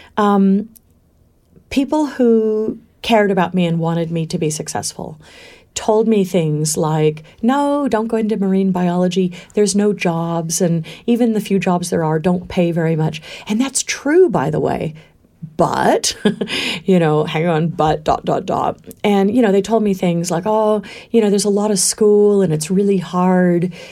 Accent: Valley of Enchantment, California, United States; moved away as an adult; also born or lived in Palm Springs, California / Berkeley, California / Queensland, Australia; now in Australia; I was born in Palm Springs in the desert, but at quite a young age, before I remember, um, we moved to Valley of Enchantment

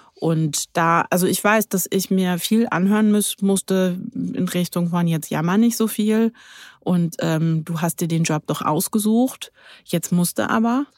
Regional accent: Berlin, Germany; Ich bin waschechte Berlinerin

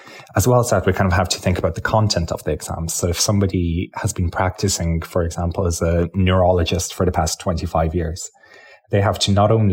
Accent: County Clare, Munster, Ireland; first language Lithuanian; English is a second language; also born or lived in Lithuania; I was born in Lithuania. I came to Ireland as a child, and I grew up in County Clare

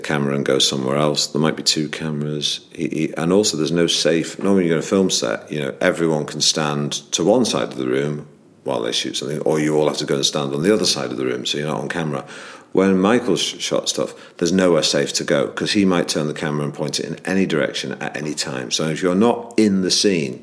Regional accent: Manchester, North West England, United Kingdom; I grew up in Manchester

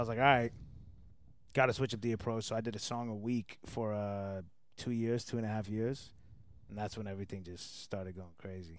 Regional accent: Atlanta, Georgia, United States; also born or lived in New Jersey; I was raised in Atlanta. I was born in New Jersey.

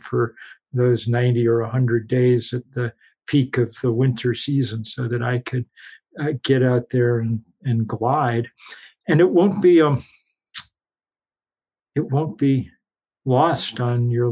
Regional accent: New England, United States; I grew up in New England mostly

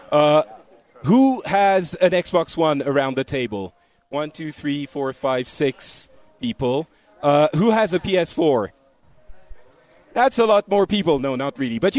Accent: Florida, United States; I'm from Florida

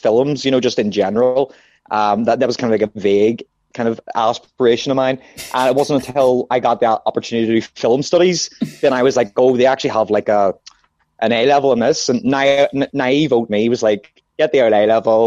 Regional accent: Belfast, Northern Ireland, United Kingdom; I'm a comedian from Belfast

